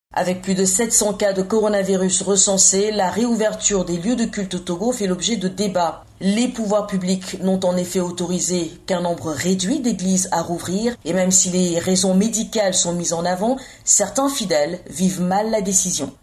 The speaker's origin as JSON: {"language": "French", "country": "Guinea", "moved": "yes", "lives_now": "Lille, France", "said": "je suis guinéenne et je suis actuellement étudiante à Polytech Lille"}